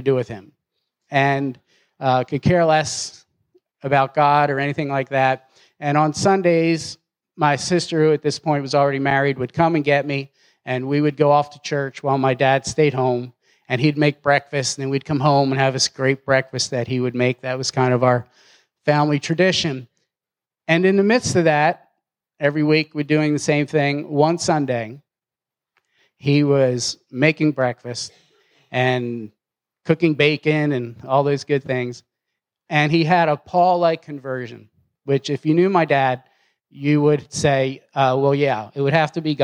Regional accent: Philadelphia, Pennsylvania, United States; now in Knoxville, United States; Philadelphia is a little bit different than Knoxville. So growing up there was a tad different

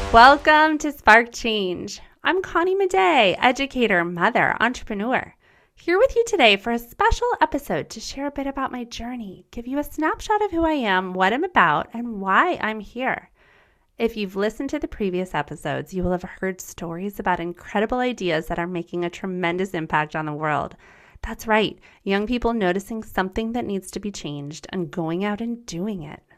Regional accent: United States; first language German; English is a second language; My first language was German. I was born in America, and I experienced growing up with two cultures

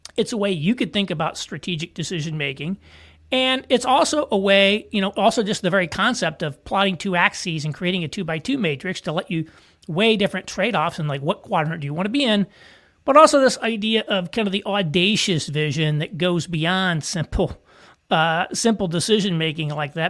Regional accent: southern Indiana, United States; moved away; small town in southern Indiana, like where I'm from

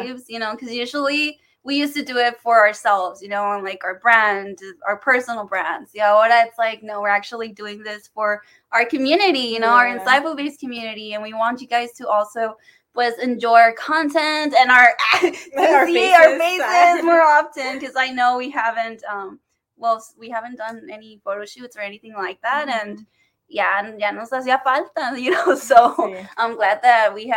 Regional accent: Texas, United States; I'm from Texas

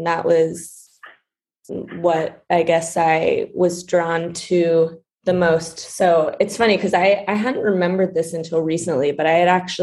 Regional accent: New York City, New York, United States; I'm from New York City. I grew up in Brooklyn

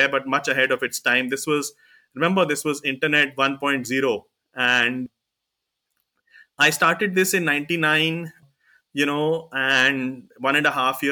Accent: Delhi, India; I was born in Delhi, you know, grew up in Delhi and did my schooling and college here

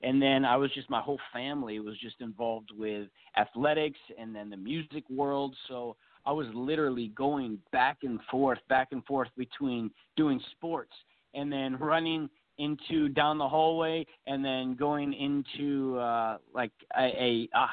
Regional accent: Racine, Wisconsin, United States; I'm originally from Racine, Wisconsin

